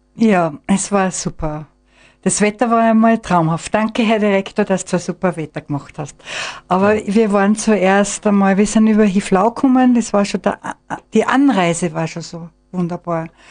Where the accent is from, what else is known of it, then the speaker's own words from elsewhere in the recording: Mosheim, Tyrol, Austria; moved away as an adult; also born or lived in Vienna; Also ich bin äh, in Mosheim geboren, bin in Steinach ins Gymnasium gegangen